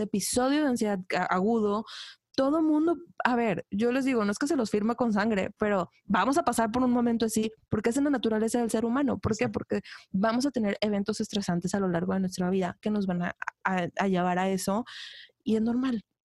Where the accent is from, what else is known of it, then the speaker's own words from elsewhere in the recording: Ciudad Victoria, Tamaulipas, Mexico; moved away as an adult; soy de Ciudad Victoria